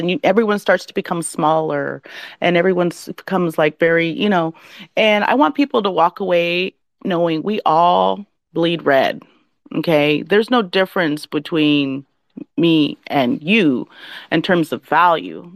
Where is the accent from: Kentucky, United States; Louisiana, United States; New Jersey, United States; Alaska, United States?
Alaska, United States; now in California, United States; I'm from Alaska